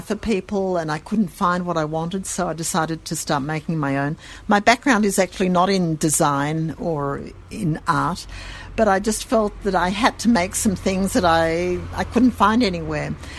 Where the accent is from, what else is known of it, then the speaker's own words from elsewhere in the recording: Sydney, New South Wales, Australia; accent: Australian; moved away as an adult; now in Jerusalem, Israel; I come from Sydney, and there the you know the, the Jewish community is wonderful.